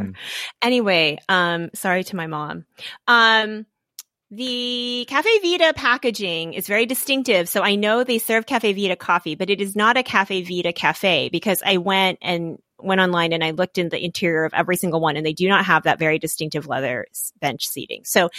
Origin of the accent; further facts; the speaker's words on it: Chicago, Illinois, United States; It's yeah, I came from Chicago.